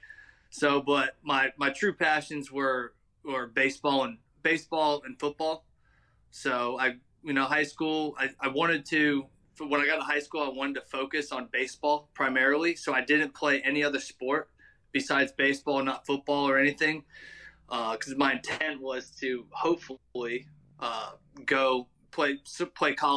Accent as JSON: {"language": "English", "town": "West End", "region": "North Carolina", "country": "United States", "tie": "born or raised there", "also_born_or_lived": "Illinois", "moved": "as an adult", "lives_now": "Louisiana, United States", "said": "I'm originally from North Carolina, a little small town called West End"}